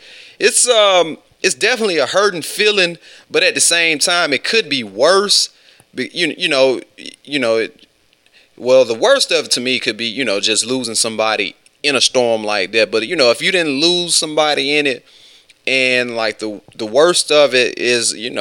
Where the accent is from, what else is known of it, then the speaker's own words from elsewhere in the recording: West Alabama, United States; I'm from West Alabama